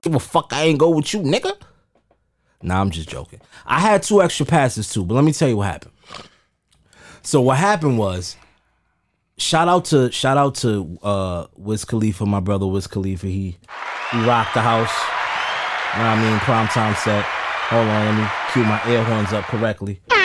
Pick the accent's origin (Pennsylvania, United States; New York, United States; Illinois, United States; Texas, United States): New York, United States; New York City; So I'm a West Indian descent child, but I was born in Amer-, I was born in Harlem